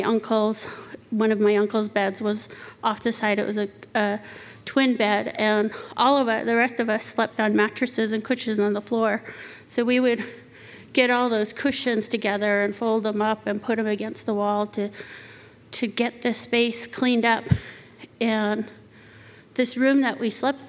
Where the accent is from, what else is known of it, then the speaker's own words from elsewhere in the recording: Arizona, United States; When I was little, I grew up on the Navajo Reservation